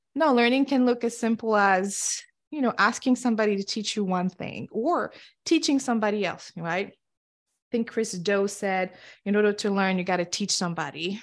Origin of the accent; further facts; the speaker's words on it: Senegal; English is a second language; moved away; also born or lived in Cape Verde; I grew up and was born and raised in Senegal and West Africa